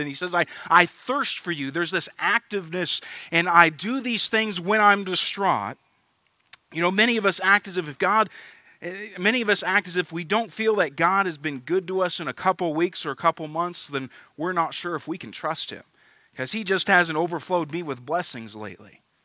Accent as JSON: {"language": "English", "country": "United States", "said": "as American Christians"}